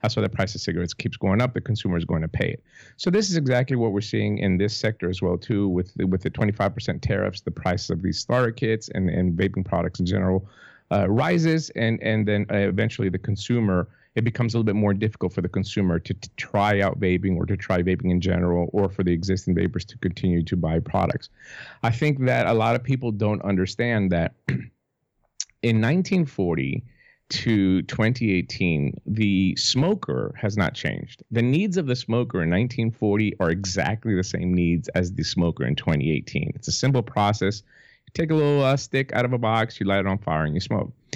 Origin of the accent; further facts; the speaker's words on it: Greece; now in Tennessee, United States; Greece, which is my home country, obviously it's a small country, but per capita, we have one of the highest smoking rates